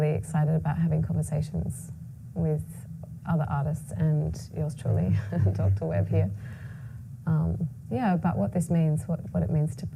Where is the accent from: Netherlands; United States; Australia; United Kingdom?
Australia; I was born in Australia of Palestinian heritage